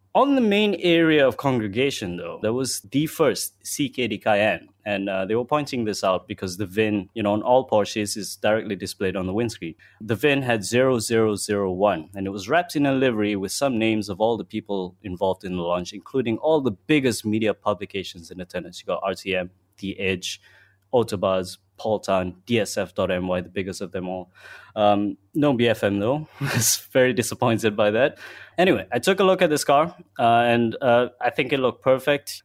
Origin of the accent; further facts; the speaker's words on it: Malaysia; as a Malaysian